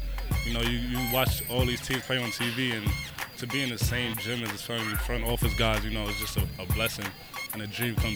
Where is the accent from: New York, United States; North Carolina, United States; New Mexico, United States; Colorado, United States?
New York, United States; New York City; born or raised there